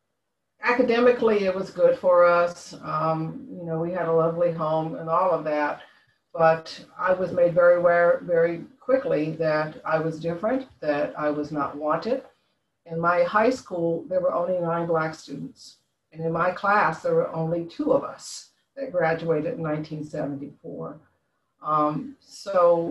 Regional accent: San Francisco Bay Area, California, United States; moved away as an adult; also born or lived in Concord, California; now in Washington DC area, United States; I grew up in, I was born in San Francisco. I was, my parents, when I was 9 years old, moved us out to a suburb area, Concord, California

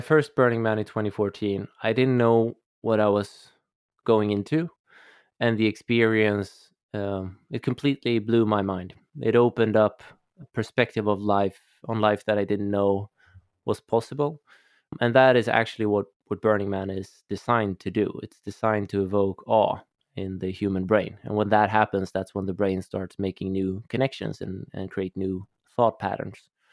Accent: Stockholm, Stockholm County, Sweden; I'm Swedish, I'm from Stockholm, and I grew up, um, in a family of of scientists

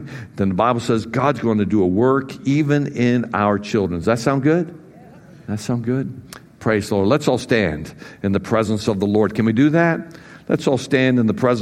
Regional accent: United States; I'm an American

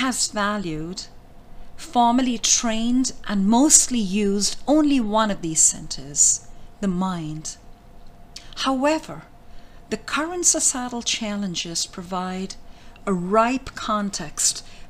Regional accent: India; I was born in India.

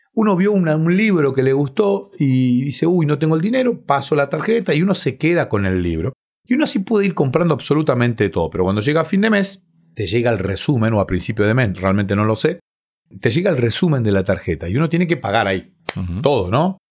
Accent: Bahía Blanca, Buenos Aires Province, Argentina; en la ciudad en la que nací, en Bahía Blanca, en cada iglesia hay una cancha de vóley. Entonces fui eh, jugando ese deporte

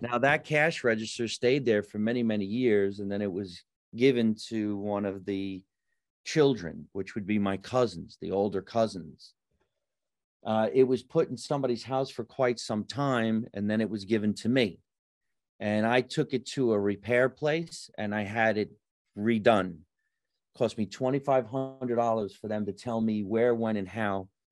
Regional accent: New Jersey, United States; moved away as an adult; also born or lived in California; you're in my hometown. I'm on the street I grew up

